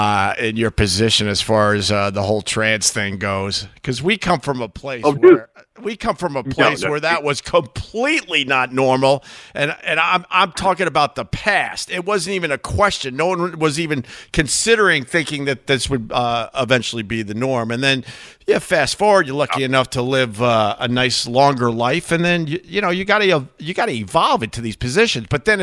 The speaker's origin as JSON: {"language": "English", "region": "New York", "country": "United States", "tie": "born or raised there", "said": "I just had no exposure to any of that growing up on Long Island, none whatsoever."}